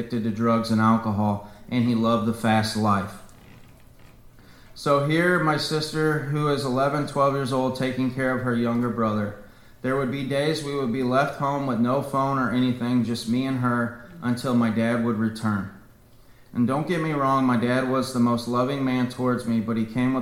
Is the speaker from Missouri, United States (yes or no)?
yes; Jefferson County, Missouri, United States; also born or lived in St. Louis, Missouri; I was born in St. Louis, Missouri. I grew up in Jefferson County, so I'm a Jeffco boy.